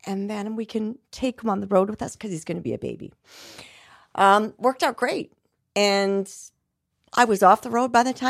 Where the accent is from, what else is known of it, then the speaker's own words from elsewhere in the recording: Canada; Yes, I'm Canadian.